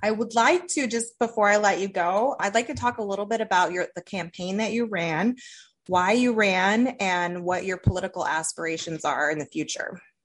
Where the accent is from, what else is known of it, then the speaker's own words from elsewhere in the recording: Toledo, Ohio, United States; accent: northern tier; Toledo, Ohio